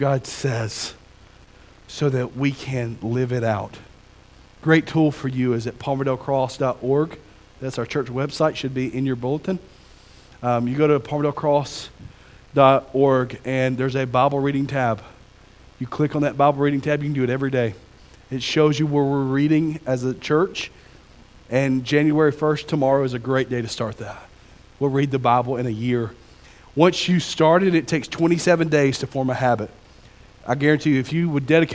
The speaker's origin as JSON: {"language": "English", "town": "Pinson", "region": "Alabama", "country": "United States", "said": "I'm from Alabama. I'm from across the county"}